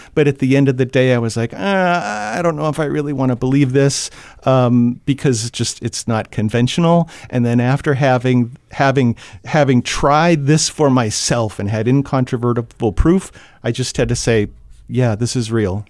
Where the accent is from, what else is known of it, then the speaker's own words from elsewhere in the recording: Franklin, New Hampshire, United States; I grew up in Franklin